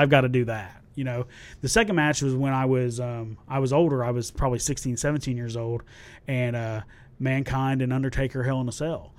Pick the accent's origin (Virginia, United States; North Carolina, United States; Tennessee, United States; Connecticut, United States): Tennessee, United States; also born or lived in Centralia, Illinois / Salem, Illinois; I was born there, and we lived in Salem, Illinois, till I was about 5 mm-hmm. and then my family moved down here to Tennessee when I was about six.